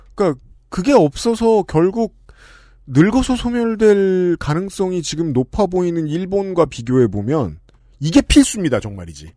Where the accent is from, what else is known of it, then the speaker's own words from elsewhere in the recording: Seoul, South Korea; 저는 서울 사람인데